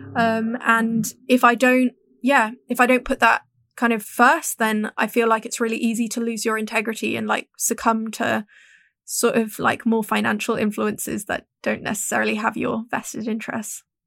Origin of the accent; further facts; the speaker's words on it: Hong Kong; growing up in Hong Kong, where we're we're just very straightforward